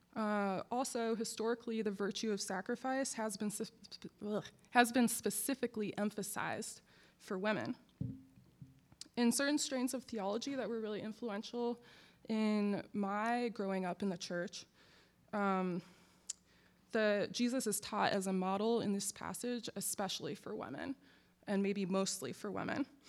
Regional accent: Akron, Ohio, United States; moved away as an adult; now in Durham, United States; I was born in Akron, which is the home of LeBron James

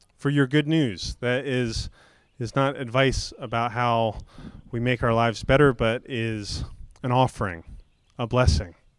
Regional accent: Florida, United States; I grew up in Florida where, where mostly below sea level

